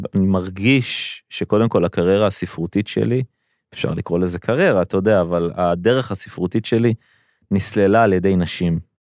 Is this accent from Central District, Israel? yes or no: yes; Rishon LeZion, Central District, Israel; אני גדלתי בראשון לציון